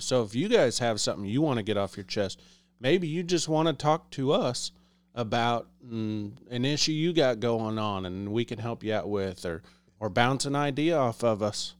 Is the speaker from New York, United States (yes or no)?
no; Liberty, Missouri, United States; I'm from the Liberty, Kansas City area.